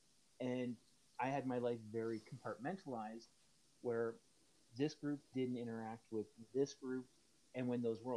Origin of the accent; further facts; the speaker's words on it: Hamilton, Ontario, Canada; moved away; originally from Southern Ontario, Hamilton, moved up here in 96